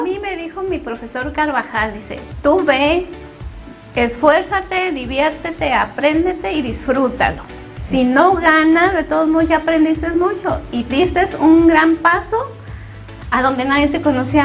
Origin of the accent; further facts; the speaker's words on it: Mexico City, Mexico; moved away; Yo sola me iba al mandado a los ocho años, soy de la Ciudad de México